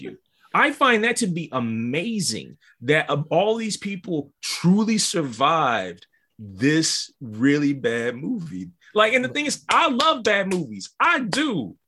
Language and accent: English; Midwest, United States; When I grew up in the Midwest, we had them too.